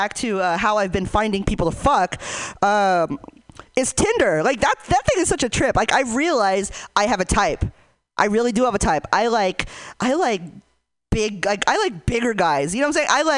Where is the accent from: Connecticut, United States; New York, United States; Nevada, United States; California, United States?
California, United States; Hayward; I'm from Hayward